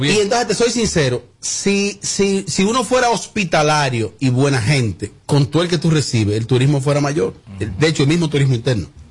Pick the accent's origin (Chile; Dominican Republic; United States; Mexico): Dominican Republic; Bonao, Monseñor Nouel; also born or lived in Los Pedregones / Juma; yo viviendo en, mi campo donde me crío orgullosamente, en Los Quemados, la cueva de los Quemados de Bonao.